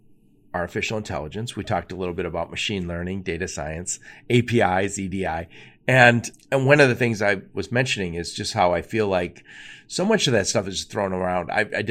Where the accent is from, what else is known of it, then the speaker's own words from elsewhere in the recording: Detroit, Michigan, United States; I'm from Detroit.